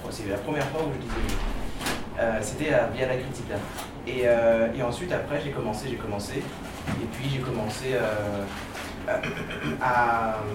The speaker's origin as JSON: {"language": "French", "town": "Saint-Denis", "region": "Île-de-France", "country": "France", "tie": "born or raised there", "said": "moi je suis né à Saint-Denis"}